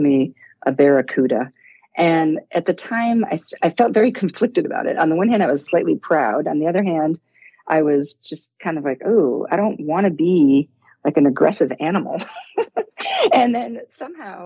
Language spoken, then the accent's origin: English; Detroit, Michigan, United States; I grew up in Detroit in the 60s